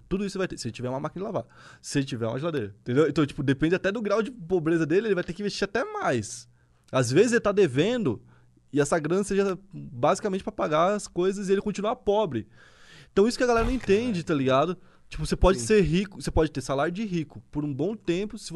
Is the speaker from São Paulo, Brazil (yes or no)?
no; Santa Catarina, Brazil; eu sou de Santa Catarina